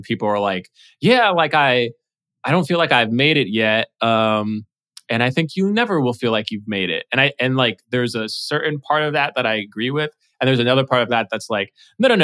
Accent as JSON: {"language": "English", "region": "New York", "country": "United States", "tie": "born or raised there", "said": "I was born in New York and I went to NYU"}